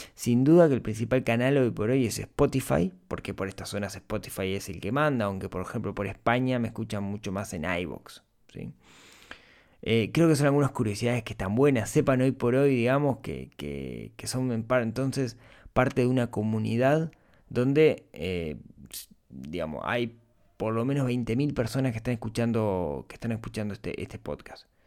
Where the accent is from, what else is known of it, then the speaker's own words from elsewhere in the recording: Uruguay; La mayoría del público es de Uruguay, mi país natal